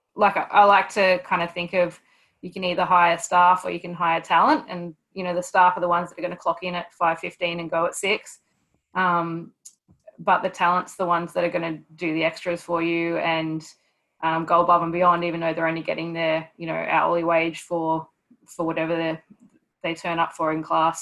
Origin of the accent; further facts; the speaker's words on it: Newcastle, New South Wales, Australia; also born or lived in Townsville; move down back down to Newcastle to my hometown